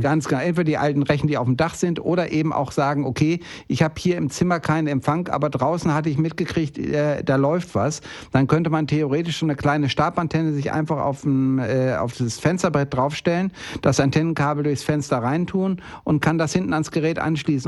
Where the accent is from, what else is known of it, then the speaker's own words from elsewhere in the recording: Bielefeld, North Rhine-Westphalia, Germany; moved away; ich bin jetzt gerade in Bielefeld oben gewesen, in meiner Heimatstadt